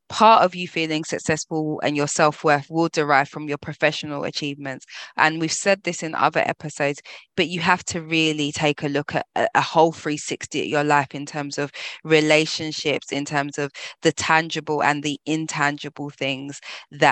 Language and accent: English; London, United Kingdom; as a Londoner, living in London